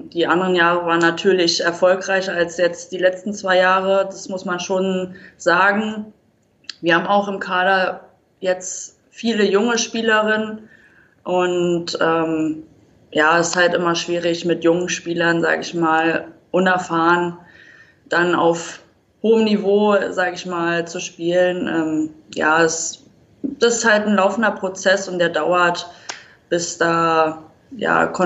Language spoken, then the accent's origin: German; Berlin, Germany; born there; now in Wiesbaden, Germany; Also, so wirklich Hessen würde ich mich jetzt nicht äh, einschätzen. Also, für mich blutet immer noch Berlin. Da will ich auch wieder zurück.